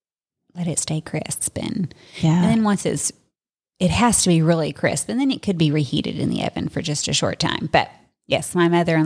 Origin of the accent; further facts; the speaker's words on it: the South, United States; I'm from the South